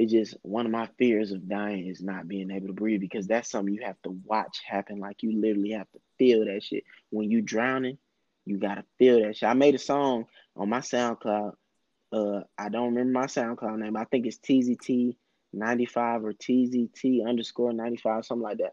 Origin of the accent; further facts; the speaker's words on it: Augusta, Georgia, United States; I'm from Augusta